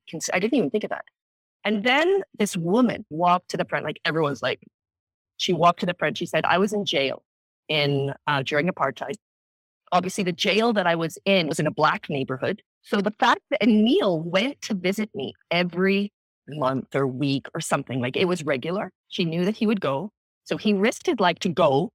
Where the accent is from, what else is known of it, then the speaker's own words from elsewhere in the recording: Canada; moved away as an adult; also born or lived in South Africa / Bangkok, Thailand / London, United Kingdom; I was born in South Africa, grew up in Canada